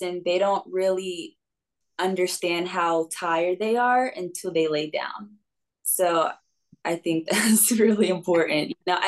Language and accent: English; North Carolina, United States; moved away as an adult; also born or lived in New York / New York City, United States; now in Westlake Village, United States; I lived in North Carolina with my grandparents when they retired.